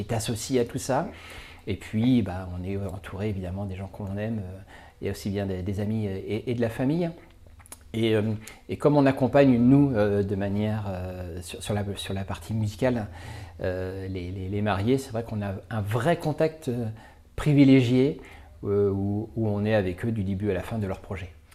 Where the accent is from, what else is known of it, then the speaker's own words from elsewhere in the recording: Vendée, Pays de la Loire, France; also born or lived in Paris; ma région d'origine qu'est la Vendée